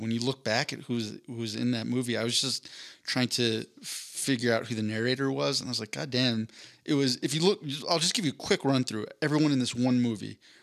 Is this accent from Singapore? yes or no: no; East Coast, United States; I grew up on the East Coast